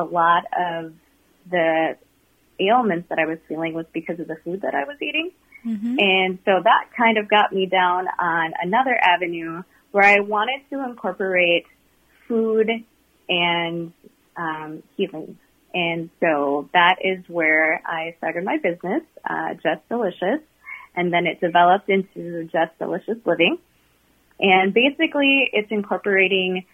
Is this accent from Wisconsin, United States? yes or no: yes; Eau Claire, Wisconsin, United States; I grew up in Eau Claire, Wisconsin